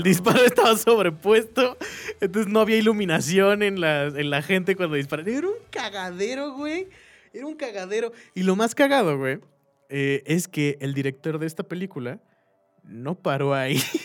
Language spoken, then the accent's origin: Spanish; Querétaro, Mexico; aquí en Querétaro, nosotros somos de Querétaro